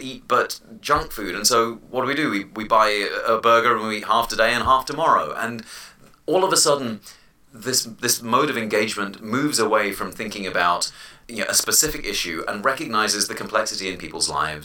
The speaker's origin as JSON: {"language": "English", "region": "London", "country": "United Kingdom", "tie": "born or raised there", "moved": "yes", "said": "I was born and raised in London"}